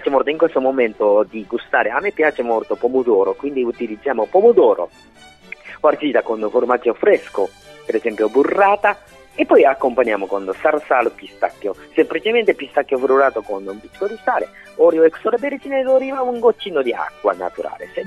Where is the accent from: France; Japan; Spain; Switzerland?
Japan; Italian is a second language; now in Italy; oppure il mio paese, la cucina giapponese, e portiamo in Italia.